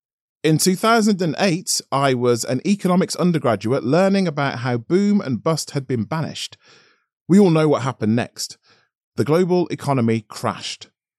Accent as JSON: {"language": "English", "town": "Tottenham", "region": "London", "country": "United Kingdom", "tie": "born or raised there", "said": "I grew up in Tottenham, North London, a multiracial area between the city and the Hertfordshire suburbs"}